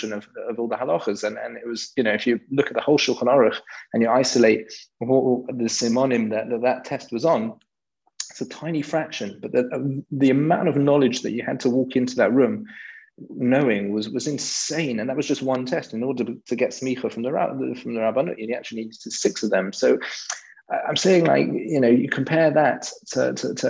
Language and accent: English; London, United Kingdom; I grew up in London, and I'm pretty British. You might be able to tell from my accent, but I'm pretty English in that sense